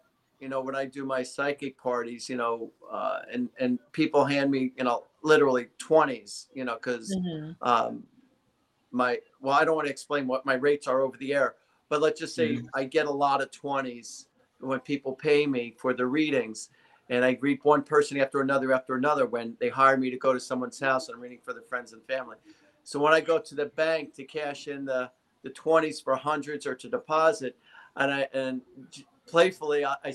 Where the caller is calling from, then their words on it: New Jersey, United States; I'm in New Jersey. I'm about 40 minutes shy of New York City.